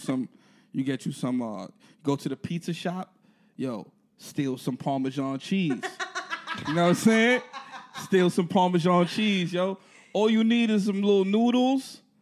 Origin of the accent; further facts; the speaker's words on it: New York City, New York, United States; Born and raised in the BX.